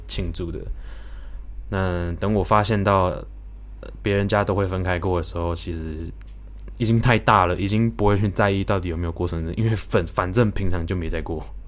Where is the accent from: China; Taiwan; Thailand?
Thailand; 我们在泰国长大的